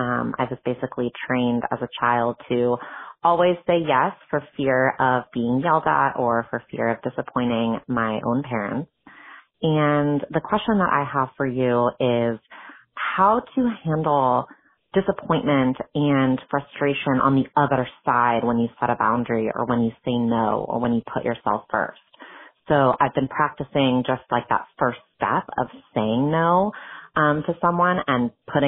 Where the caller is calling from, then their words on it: Berkeley, California, United States; I have a deeply feeling kid that's 4.5 years old. I'm calling in from Berkeley, California